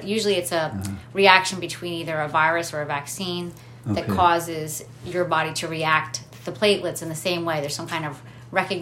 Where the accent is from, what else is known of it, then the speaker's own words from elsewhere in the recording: Bristol, Pennsylvania, United States; So I was born in Lower Bucks Hospital in Bristol, Pennsylvania, and I spent my entire life in Bucks County